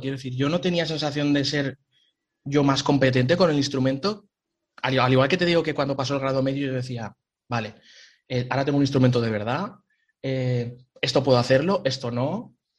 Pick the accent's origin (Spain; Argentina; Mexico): Spain; Picanya, Valencian Community; moved away as an adult; also born or lived in Hanover, Germany / Cologne, Germany; now in Germany; yo soy de Valencia, de un pueblo pequeñito, de Picaña, y pues nada, lo primero fue empezar en la banda de música del pueblo